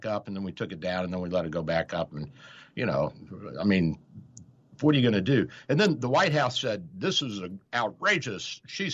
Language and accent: English; Kentucky, United States; I'm from Kentucky.